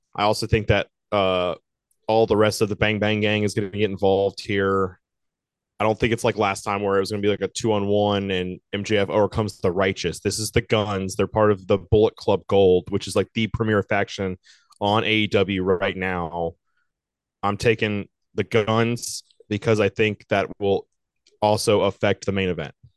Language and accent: English; Virginia Beach, Virginia, United States; also born or lived in Charleston; I'm always so big on the Virginia Beach breweries. It's my hometown